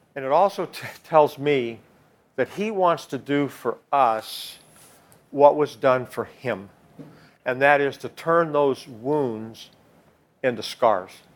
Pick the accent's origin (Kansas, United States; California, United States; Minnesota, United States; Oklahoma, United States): Kansas, United States; moved away as an adult; I'm from Kansas.